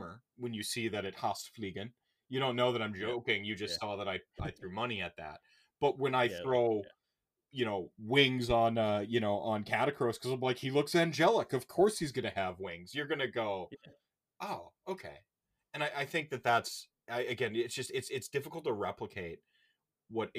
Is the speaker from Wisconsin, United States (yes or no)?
yes; Milwaukee, Wisconsin, United States; moved away; I don't live in my hometown anymore. I don't live in Milwaukee where I just, you know, I love, where all my friends kind of are.